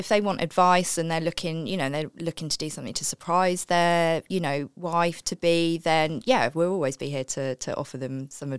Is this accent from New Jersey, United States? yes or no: yes; New Jersey, United States; born there; I was born in New Jersey, just outside New York.